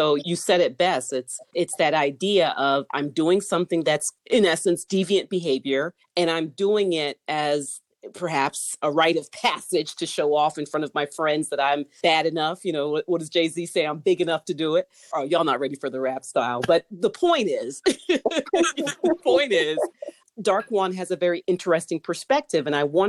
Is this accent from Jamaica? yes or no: yes; Jamaica; You know how some Jamaicans are, you know, we're going to bang on the wall and carry on.